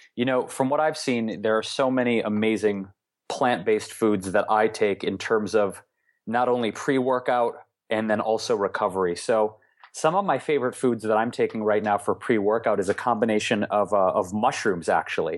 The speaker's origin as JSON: {"language": "English", "town": "Detroit", "region": "Michigan", "country": "United States", "tie": "born or raised there", "said": "So we had some really interesting ethnic dishes all the time growing up in Detroit"}